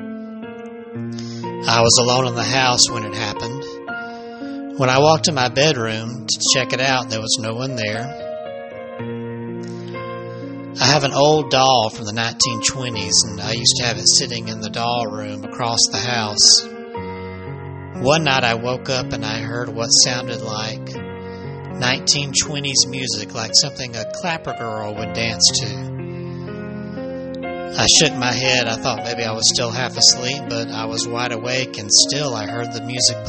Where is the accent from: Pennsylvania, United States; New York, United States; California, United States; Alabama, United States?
Alabama, United States; my home state of Alabama